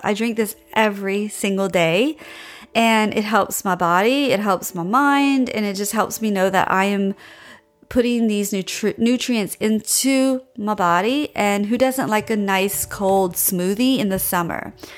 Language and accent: English; Louisiana, United States; now in Austin, United States; I grew up in Louisiana